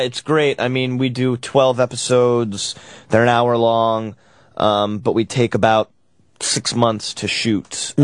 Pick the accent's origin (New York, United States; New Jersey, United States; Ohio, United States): New York, United States; now in Los Angeles, United States; I'm from New York, and um, I've been out in LA for a little while